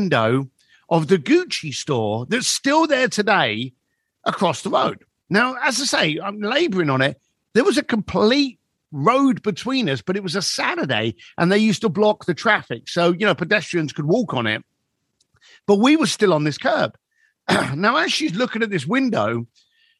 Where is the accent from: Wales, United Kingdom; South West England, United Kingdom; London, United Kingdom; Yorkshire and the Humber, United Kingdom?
London, United Kingdom; moved away; I grew up in East London and it was a rough neighborhood